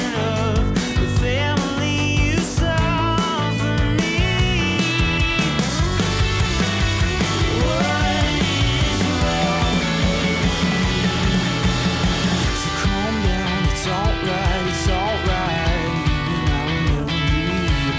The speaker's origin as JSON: {"language": "English", "town": "Sugarcreek", "region": "Ohio", "country": "United States", "tie": "born or raised there", "said": "I grew up in Sugar Creek, which is a little town like 20 minutes from Dover, Philly area"}